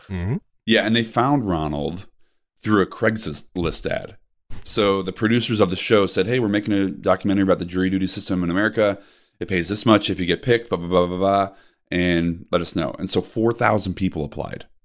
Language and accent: English; Naperville, Illinois, United States; I was raised out in the burbs of Chicago, Naperville